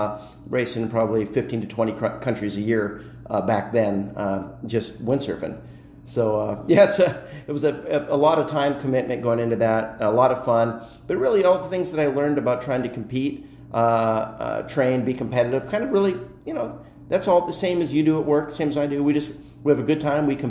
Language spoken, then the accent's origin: English; Rapid City, South Dakota, United States; also born or lived in Florida; now in Miami, United States; I grew up in Rapid City, South Dakota